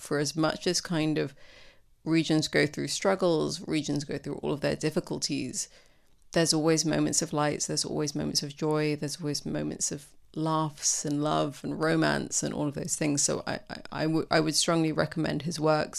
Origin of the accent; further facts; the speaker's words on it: Sudan; also born or lived in London, United Kingdom; now in United Kingdom; I myself, I'm, you know, was born here, but I grew up in Sudan